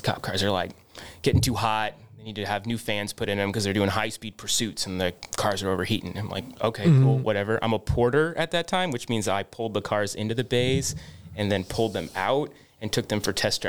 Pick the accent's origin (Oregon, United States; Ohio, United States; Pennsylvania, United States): Oregon, United States; Bend; also born or lived in Cupertino, United States; I grew up in Oregon. I was born here, born in Northern California, down South Bay, Cupertino, and then moved from there up to Oregon. My family lived in Bend, Oregon, right down smack dab in the middle there.